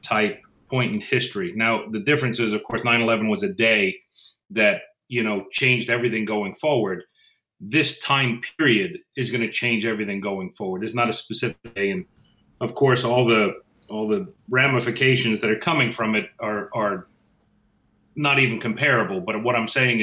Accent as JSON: {"language": "English", "region": "Northeast", "country": "United States", "said": "I'm from the Northeast"}